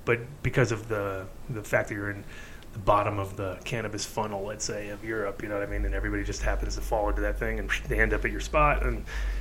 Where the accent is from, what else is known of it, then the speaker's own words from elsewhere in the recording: New England, United States; moved away; I grew up in New England a little bit